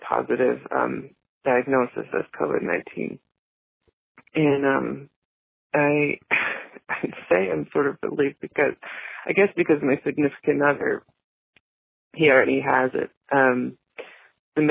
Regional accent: Indiana, United States; I'm from Indiana

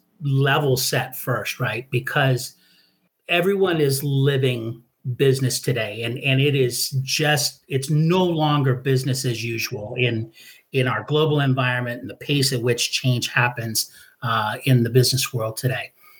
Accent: Hawaii, United States; And I grew up in Hawaii. I was a military brat and spent the bulk of my time in Hawaii.

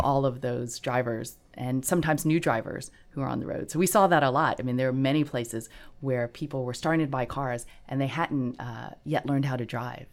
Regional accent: Gulf Coast, Texas, United States; moved away; we grew up in Texas

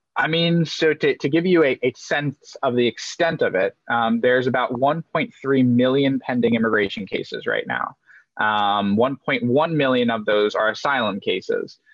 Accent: Maryland, United States; also born or lived in Denmark; I moved to the US when I was about two years old, moved to what I would loosely describe as like a hippie commune down in Maryland. Um, and so grew up in this environment

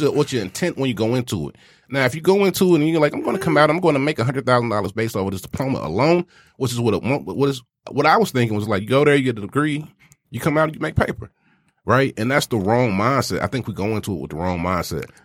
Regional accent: the South, United States; I'm from the South

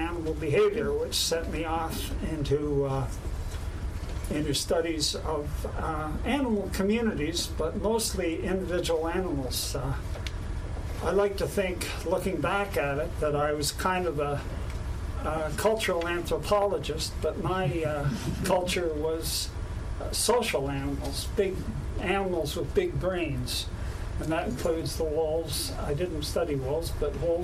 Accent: Kingston, Ontario, Canada; moved away as an adult; growing up in Kingston

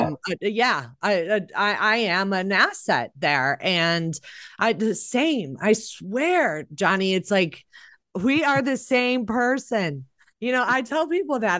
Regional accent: Chicago, Illinois, United States; I grew up in Chicago, which is a democratic city

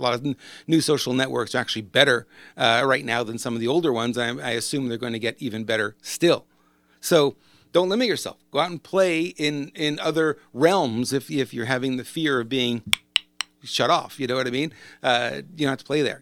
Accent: Montreal, Quebec, Canada; moved away; I grew up in Montreal. I know how cold it can get up there

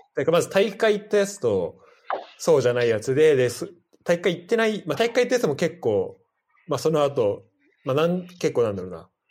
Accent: Saitama, Japan; 特に浦和で育ってさ、

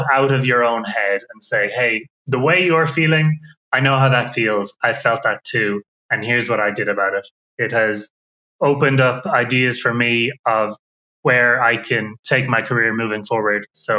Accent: Ireland; I'm from Ireland.

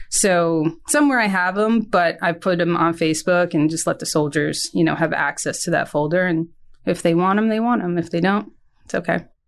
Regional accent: Hopewell Junction, New York, United States; I'm from New York, about an hour and a half north of New York City. Um, I went to high school at John Jay, uh, High School in Hopewell Junction, New York

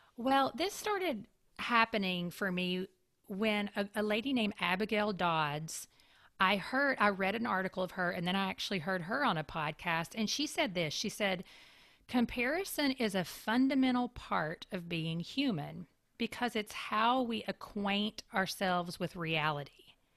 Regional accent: Kentucky, United States; also born or lived in Tampa, Florida; now in Raleigh, United States; I grew up in Kentucky where you have very much four very distinct seasons.

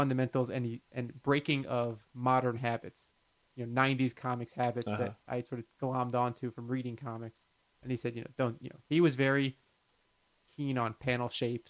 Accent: Miami, Florida, United States; moved away; I'm from Miami.

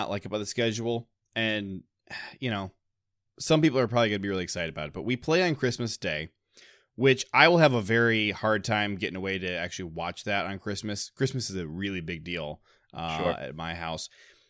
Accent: Ohio, United States; now in Michigan, United States; I grew up in Ohio before I moved to Michigan

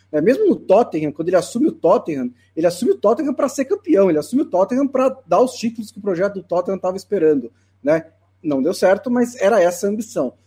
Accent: Brazil

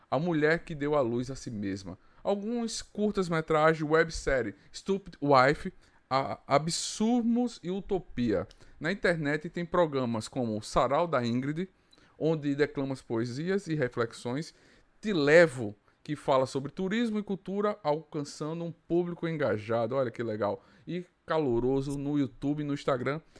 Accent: Arapiraca, Alagoas, Brazil; E quem sabe vir conhecer Alagoas, Arapiraca

